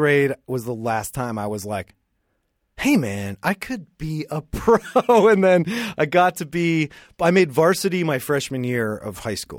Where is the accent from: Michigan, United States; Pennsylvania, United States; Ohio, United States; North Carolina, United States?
Pennsylvania, United States; Pittsburgh; born or raised there